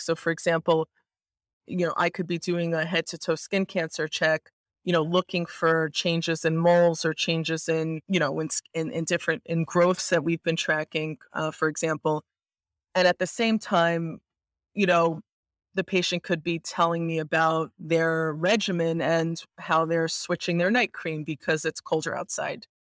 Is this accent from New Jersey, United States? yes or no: no; New York, United States; I'm a like, avid, born and bred New Yorker, I love this city, and I actually live here as well